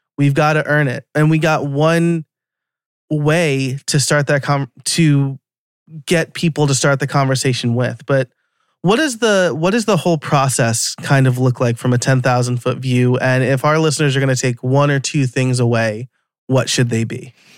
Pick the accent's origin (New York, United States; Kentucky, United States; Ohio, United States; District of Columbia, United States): New York, United States; accent: New York; my New York accent's gonna come out now